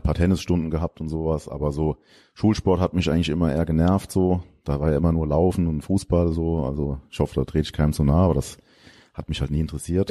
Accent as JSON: {"language": "German", "town": "Geisig", "region": "Rhineland-Palatinate", "country": "Germany", "tie": "born or raised there", "also_born_or_lived": "Koblenz", "lives_now": "Lahnstein, Germany", "said": "da bin ich die ersten 16 Jahre meines Lebens aufgewachsen"}